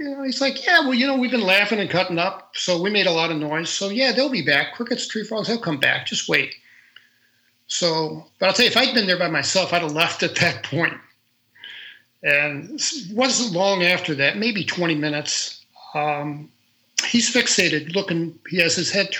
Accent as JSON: {"language": "English", "town": "St. Louis", "region": "Missouri", "country": "United States", "said": "I was from St. Louis, Missouri"}